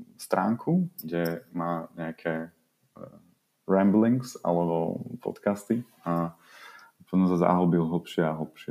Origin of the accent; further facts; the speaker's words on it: Bratislava, Bratislava Region, Slovakia; ja som z Bratislavy